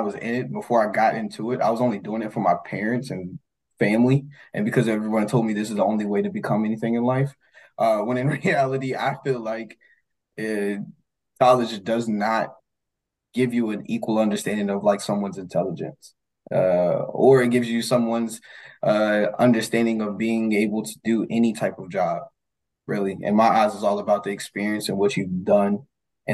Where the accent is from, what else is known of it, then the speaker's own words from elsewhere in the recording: Lynchburg, Virginia, United States; From Lynchburg, Virginia.